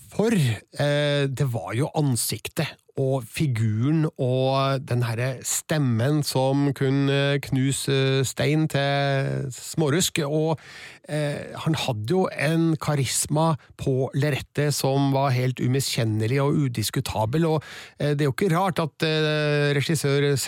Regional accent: Stjørdal, Trøndelag, Norway; det var en bygdekino i Stjørdal, der jeg kommer fra, litt utafor sentrum.

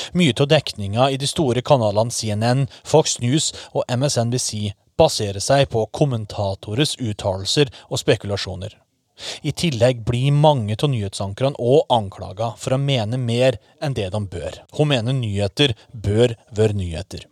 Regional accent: Norway; sjøl som nordmann

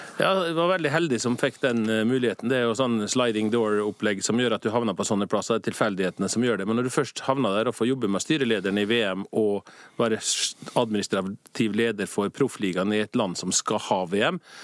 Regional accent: Norway; moved away as an adult; now in Zurich, Switzerland; Som nordmann og patriot

